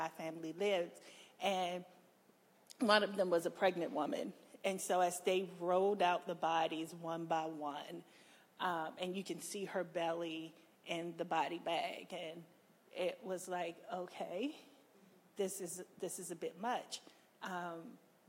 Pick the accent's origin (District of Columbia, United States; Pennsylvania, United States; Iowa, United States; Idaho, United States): District of Columbia, United States; Washington; I'm a Washingtonian. I was born and raised in Southeast and Ward 8